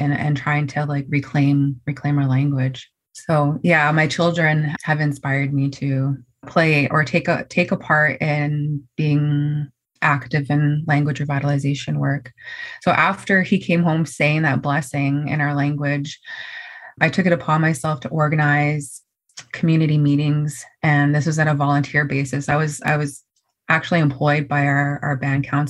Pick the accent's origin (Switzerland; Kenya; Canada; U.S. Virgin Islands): Canada; Haisla territory, British Columbia; I am from the Beaver Clan. I am a proud member of the Haisla Nation, and I've been born and raised here.